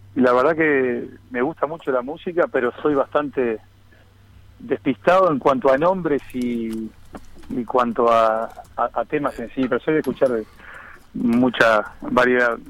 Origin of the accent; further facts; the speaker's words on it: Las Piedras, Canelones, Uruguay; also born or lived in Montevideo; soy nacido en Montevideo, pero, pero, pero con residencia de toda la vida en, en las Piedras